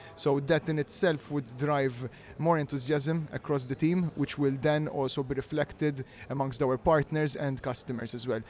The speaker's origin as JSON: {"language": "English", "country": "Malta", "tie": "born or raised there", "said": "I am from Malta, yeah, born and raised, all here"}